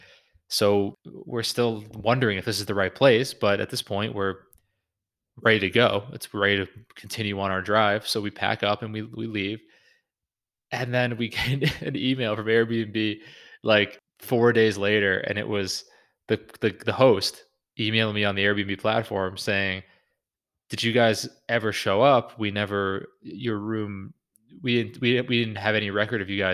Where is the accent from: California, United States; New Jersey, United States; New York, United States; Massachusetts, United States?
Massachusetts, United States; Newburyport; Newburyport, a beautiful historic hotel in my hometown